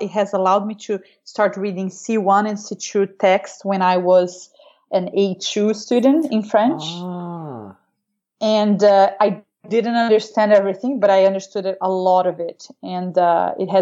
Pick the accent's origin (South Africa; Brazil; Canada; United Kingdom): Brazil; also born or lived in Missouri / France; growing up in Brazil